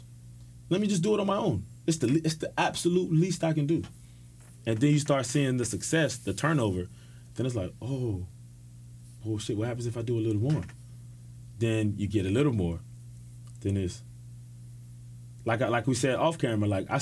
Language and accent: English; Miami, Florida, United States; I'm from Miami